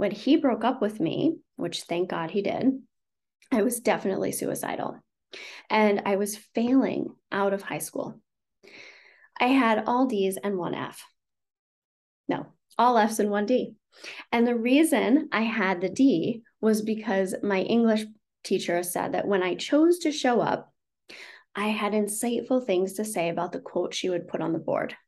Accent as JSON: {"language": "English", "area": "the Redwoods", "region": "California", "country": "United States", "tie": "born or raised there", "said": "I grew up in a very small town. I grew up in the Redwoods and the rivers and the ocean and very small."}